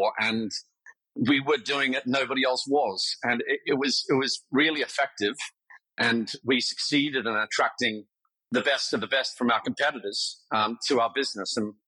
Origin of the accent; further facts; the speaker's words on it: Melbourne, Victoria, Australia; moved away as an adult; also born or lived in Wellington, New Zealand; now in London, United Kingdom; My family then moved to Australia